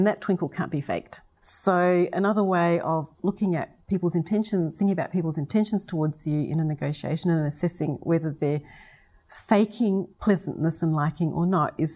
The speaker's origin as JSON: {"language": "English", "region": "South Australia", "country": "Australia", "said": "my voice does rise when I talk because I come from South Australia."}